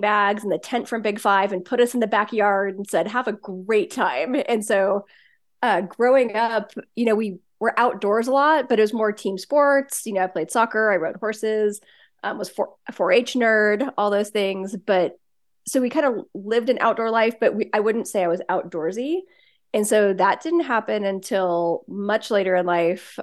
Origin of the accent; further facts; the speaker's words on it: Washington, United States; also born or lived in Southern California; now in Bend, United States; I grew up in the Pacific Northwest in Washington State